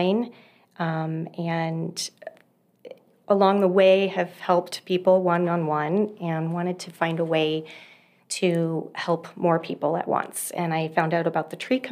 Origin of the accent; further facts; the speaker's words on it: Southern California, United States; moved away as an adult; now in Utah, United States; So I lived in Southern California for most of my life and just recently moved to Utah about 5 years ago.